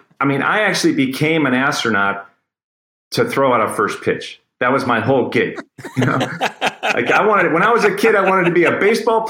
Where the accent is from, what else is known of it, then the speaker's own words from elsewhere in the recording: Cleveland, Ohio, United States; I'm from Cleveland